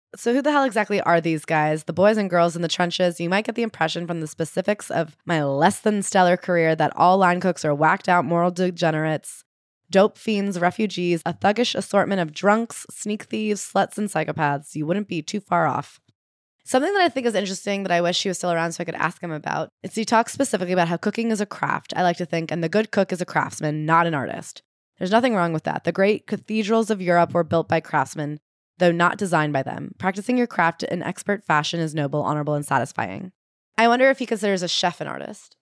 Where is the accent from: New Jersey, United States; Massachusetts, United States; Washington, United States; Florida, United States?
New Jersey, United States; I'm from Jersey, which gets shit on, but it is, in fact, the Garden State